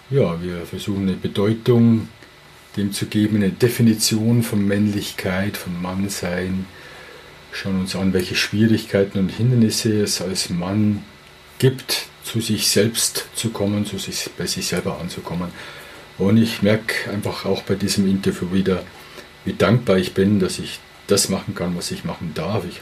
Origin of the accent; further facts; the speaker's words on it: Regensburg, Bavaria, Germany; ich komme aus Regensburg